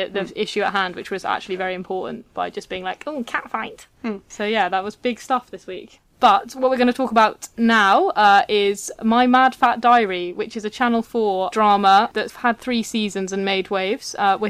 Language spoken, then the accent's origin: English; England, United Kingdom; accent: southern; Even though I'm from the south, as you can probably tell from my accent